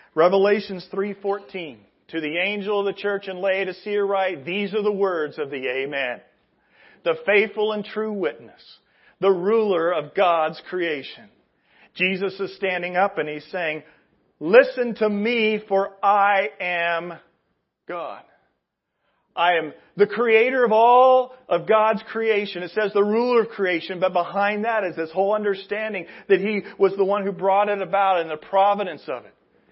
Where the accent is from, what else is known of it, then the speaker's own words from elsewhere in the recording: Indianapolis, Indiana, United States; I come from Indianapolis. Indianapolis, we were all big time on the Colts, and we follow the Colts.